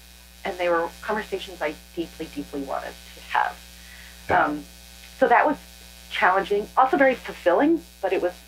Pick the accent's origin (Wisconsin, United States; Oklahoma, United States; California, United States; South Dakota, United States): Oklahoma, United States; We are the Creek people. And when I was growing up in Oklahoma, we just say Creek. But that's changed. And now we go by the Muscogee Nation.